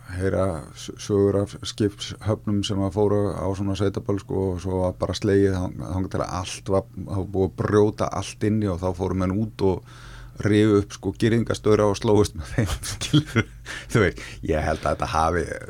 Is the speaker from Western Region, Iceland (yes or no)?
yes; Akranes, Western Region, Iceland; ég fættur 1968 á Akrænisi og er skagamæður í húð og hár og allt mitt fólk er þar að mæstu leiti en þá og, og hérna mm, náttúrulega bara elst þar upp